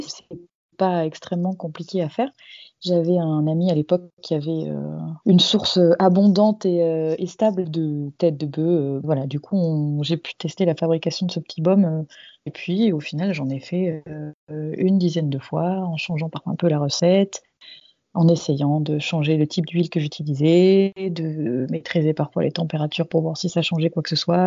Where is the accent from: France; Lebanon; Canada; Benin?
France; Toulouse, Occitania; je suis toulousaine d'origine et maintenant j'habite à quelques heures de Toulouse dans la campagne